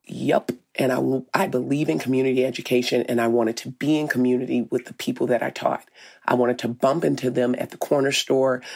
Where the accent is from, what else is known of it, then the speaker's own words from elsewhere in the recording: Arkansas, United States; moved away as an adult; now in Minneapolis, United States; I'm from Arkansas.